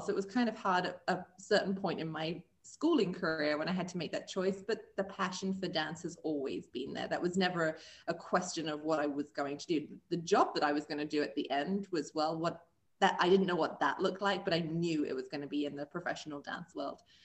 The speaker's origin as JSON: {"language": "English", "region": "England", "country": "United Kingdom", "tie": "born or raised there", "also_born_or_lived": "Springfield, Missouri", "moved": "as an adult", "lives_now": "Columbia, United States", "said": "I am originally from England and found my way over here to the US and um, made this my new home."}